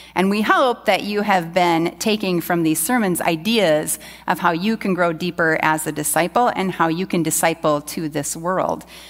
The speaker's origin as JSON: {"language": "English", "country": "United States", "said": "as an American"}